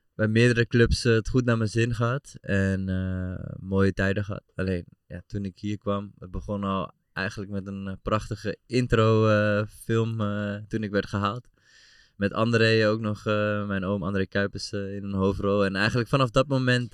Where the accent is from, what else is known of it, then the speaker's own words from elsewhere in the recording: Amsterdam, North Holland, Netherlands; moved away as an adult; now in Deventer, Netherlands; ik kom uit Amsterdam natuurlijk oorspronkelijk.